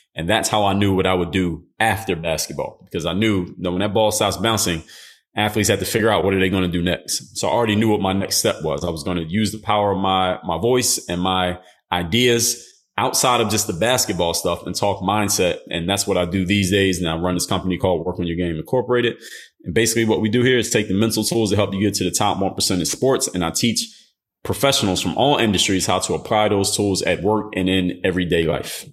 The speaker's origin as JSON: {"language": "English", "town": "Philadelphia", "region": "Pennsylvania", "country": "United States", "said": "I'm from Philadelphia"}